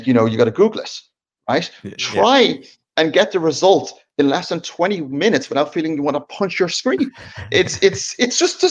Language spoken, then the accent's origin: English; Dublin, Leinster, Ireland; also born or lived in Sweden / New York; now in Napa Valley, United States; growing up in Ireland